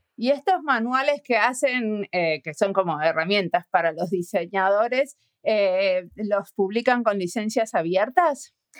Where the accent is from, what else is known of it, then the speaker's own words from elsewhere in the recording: Argentina; soy argentina, viéndolo desde afuera